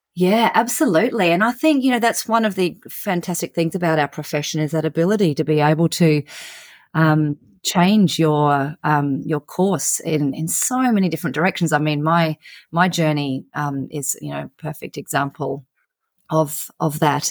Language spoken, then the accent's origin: English; central Queensland, Australia; I grew up on a beef cattle property in, um, regional central Queensland in Australia